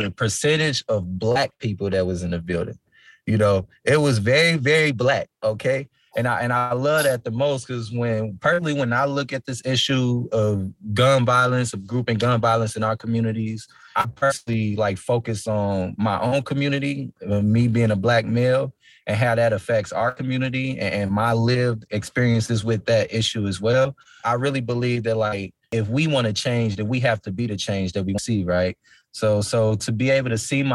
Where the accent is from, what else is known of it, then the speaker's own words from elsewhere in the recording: Minneapolis, Minnesota, United States; born and raised in the Twin Cities of Minnesota